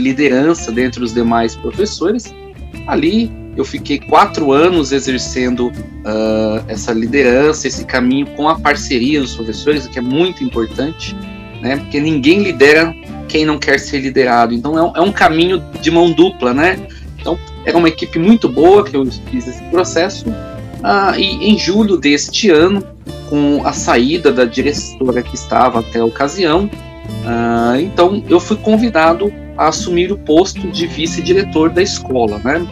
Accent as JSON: {"language": "Portuguese", "town": "Diadema", "region": "São Paulo", "country": "Brazil", "tie": "born or raised there", "also_born_or_lived": "Campinas", "said": "eu ingressei no cargo aqui em Diadema, que é a minha cidade natal"}